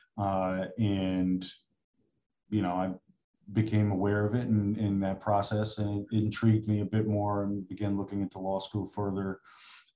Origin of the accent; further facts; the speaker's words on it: Stratford, Connecticut, United States; now in Orange, United States; I'm probably 10 minutes away from where I grew up in Stratford. So literally 10 minutes from the house I grew up in.